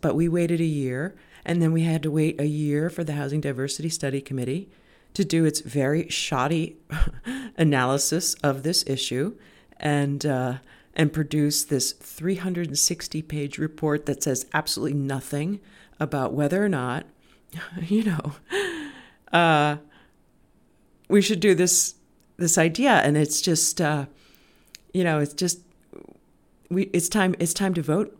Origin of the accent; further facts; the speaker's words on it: Cape Elizabeth, Maine, United States; I'm in my Cape Elizabeth studio, and it's been a crazy few weeks in my hometown